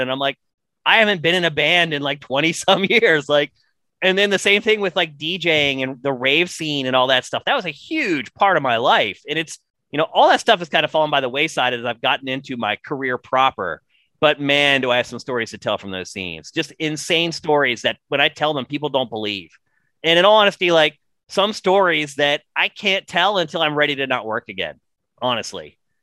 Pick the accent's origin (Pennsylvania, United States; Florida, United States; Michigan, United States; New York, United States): Pennsylvania, United States; rural; I have a friend actually from my hometown